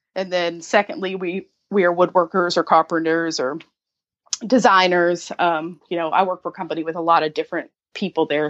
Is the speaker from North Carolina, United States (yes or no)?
no; Kentucky, United States; moved away as an adult; now in Charleston, United States; I am originally from Kentucky.